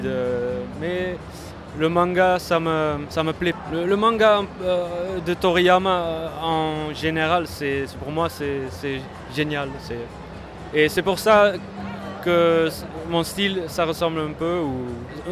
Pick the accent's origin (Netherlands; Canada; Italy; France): Netherlands; je viens de la Hollande